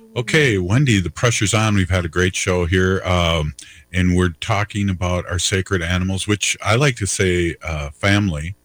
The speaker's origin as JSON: {"language": "English", "region": "Minnesota", "country": "United States", "accent": "Minnesota", "said": "my Minnesota accent"}